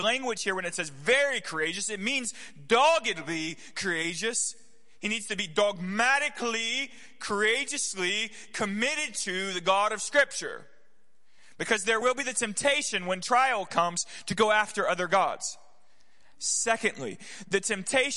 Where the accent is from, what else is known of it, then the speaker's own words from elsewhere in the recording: the South, United States; I grew up in the South